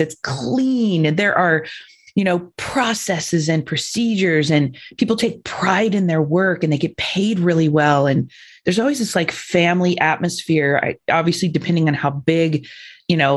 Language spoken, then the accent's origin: English; Indiana, United States; I grew up in Indiana, General Motors. We had, I don't know, 30 plants in our town.